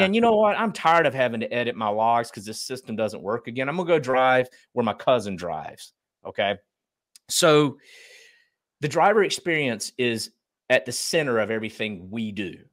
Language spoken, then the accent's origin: English; Eastern North Carolina, United States; But I grew up in Eastern North Carolina, very, uh, blue collar family